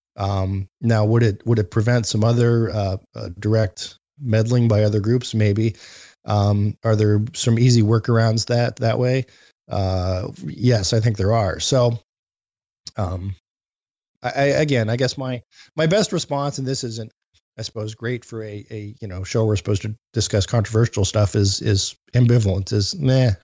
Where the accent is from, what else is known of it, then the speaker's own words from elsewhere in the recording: Youngstown, Ohio, United States; growing up in Youngstown